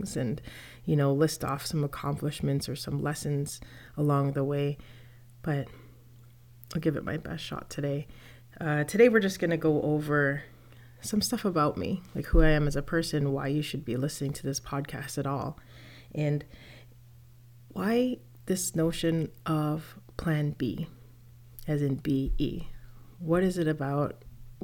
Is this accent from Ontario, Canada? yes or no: yes; Toronto, Ontario, Canada; I was born and raised in Toronto, Canada